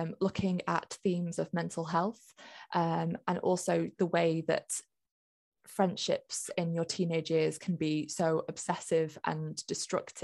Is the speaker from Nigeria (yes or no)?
no; Lancashire, North West England, United Kingdom; I grew up in Lancashire, fairly close to a place called Pendle